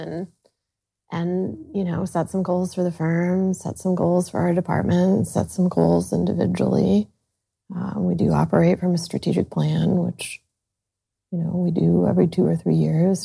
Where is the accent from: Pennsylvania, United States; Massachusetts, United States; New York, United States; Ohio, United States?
Ohio, United States; Sandusky; moved away as an adult; I grew up in Sandusky, Ohio